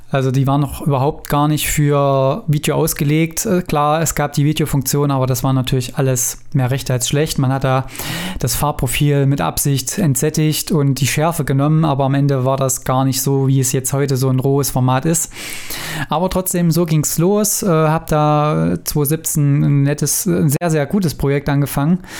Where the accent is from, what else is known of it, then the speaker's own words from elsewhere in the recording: Weimar, Thuringia, Germany; ich komme ja aus Thüringen, aus Weimar